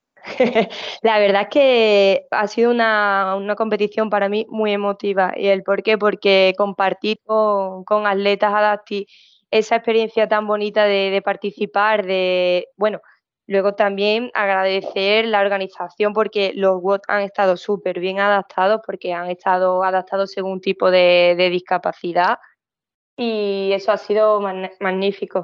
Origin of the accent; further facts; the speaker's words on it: Seville, Andalusia, Spain; yo soy de Sevilla